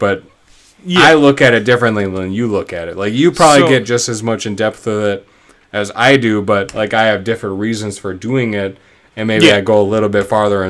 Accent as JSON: {"language": "English", "region": "Wisconsin", "country": "United States", "said": "And we say ope because we're from Wisconsin"}